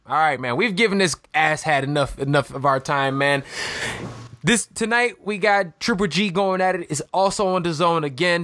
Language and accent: English; Chicago, Illinois, United States; my hometown of Chicago